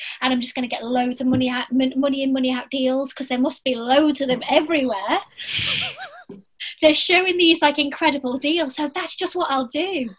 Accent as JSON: {"language": "English", "town": "Blackpool", "region": "North West England", "country": "United Kingdom", "said": "I'm from Blackpool, but I've lived everywhere."}